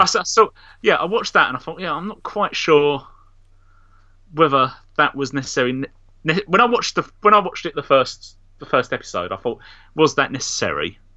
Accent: Nigeria; I'm actually Nigerian

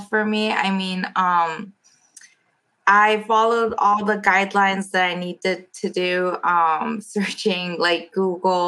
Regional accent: South Korea; now in United States; I'm originally from South Korea, and I've been living in the States for more than 10 years for now

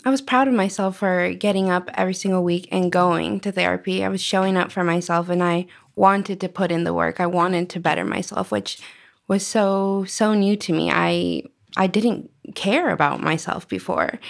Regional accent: Arizona, United States; also born or lived in Washington; I grew up in Arizona. I've lived here for

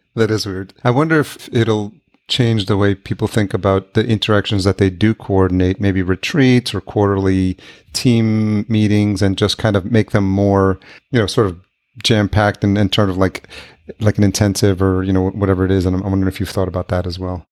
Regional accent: Yonkers, New York, United States; also born or lived in White Plains, New York / Manhattan, New York City; I grew up in Yonkers.

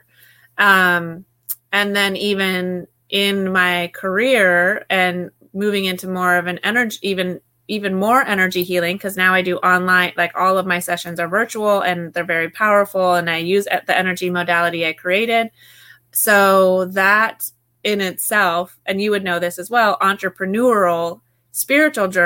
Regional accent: Alaska, United States; I grew up in Alaska

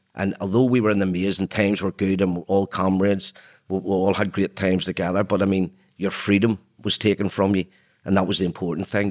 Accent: Belfast, Northern Ireland, United Kingdom; I was born in Belfast in nineteen sixty-three.

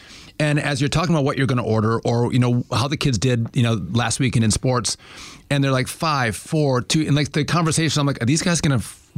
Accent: Midwest, United States; who we are as Midwesterners.

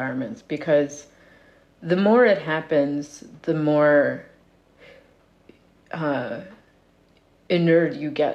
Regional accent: Cape Breton, Nova Scotia, Canada; moved away as an adult; also born or lived in Fort McMurray; growing up in Cape Breton, we had lived through so much economic collapse by that point

